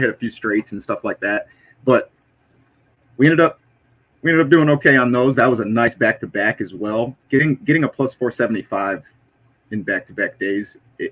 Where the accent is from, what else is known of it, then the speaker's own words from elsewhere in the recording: United States; I'm American